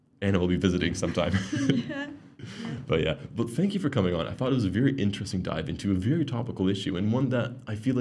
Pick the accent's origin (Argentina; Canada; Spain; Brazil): Canada; moved away; I grew up in Canada